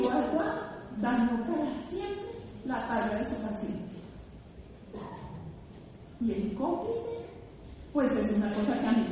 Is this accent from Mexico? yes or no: no; Bogotá, Colombia; yo soy una rola